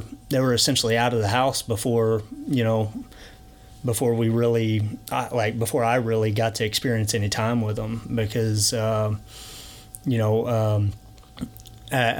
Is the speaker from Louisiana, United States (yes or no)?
yes; Alexandria, Louisiana, United States; born or raised there; moved away; also born or lived in Tulsa, Oklahoma